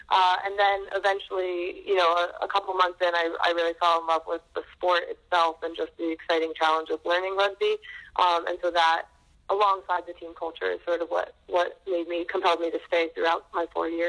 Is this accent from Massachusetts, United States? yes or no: yes; Boston, Massachusetts, United States; So I grew up in Boston. I moved around a lot when I was a kid